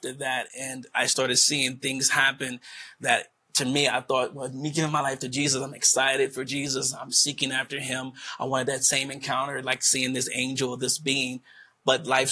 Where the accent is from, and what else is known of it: Wilmington, Delaware, United States; born or raised there